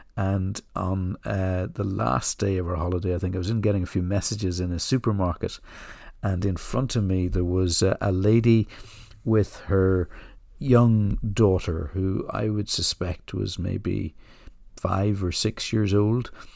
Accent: Ireland; moved away; I grew up in the Republic of Ireland

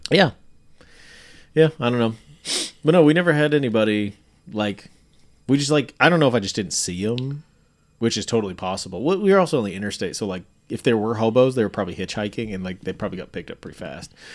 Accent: York, Nebraska, United States; born or raised there; moved away

